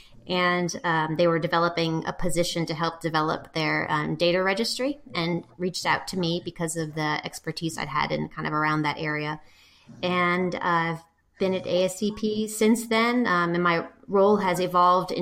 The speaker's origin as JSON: {"language": "English", "town": "New Orleans", "region": "Louisiana", "country": "United States", "also_born_or_lived": "Shreveport, Louisiana", "moved": "as an adult", "lives_now": "Jackson, Mississippi, United States", "said": "I'm originally from New Orleans"}